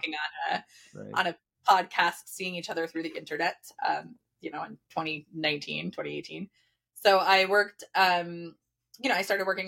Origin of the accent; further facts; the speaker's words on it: New Jersey, United States; moved away as an adult; also born or lived in New York City, United States; I grew up in Jersey, dirty Jersey, represent.